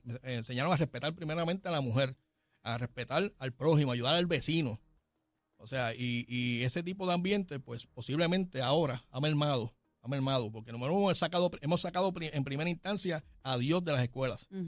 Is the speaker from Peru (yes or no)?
no; Puerto Rico; somos residentes de Puerto Rico, somos ciudadanos de Puerto Rico, tenemos los mismos derechos que todos puertorriqueños